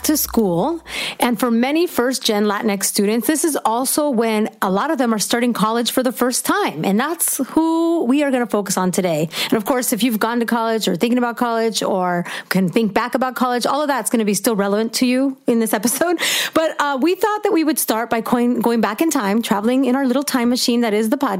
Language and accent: English; Fullerton, California, United States; I grew up in Fullerton. This is in Orange County.